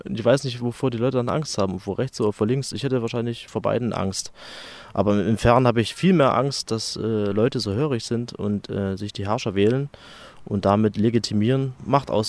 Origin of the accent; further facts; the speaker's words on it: Dresden, Saxony, Germany; bin 32 äh, Jahre alt, gebürtig aus Dresden, bin Geschäftsführer einer Handels GmbH